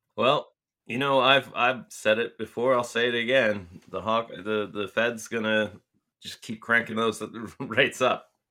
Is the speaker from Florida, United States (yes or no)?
no; Tucson, Arizona, United States; my hometown of Tucson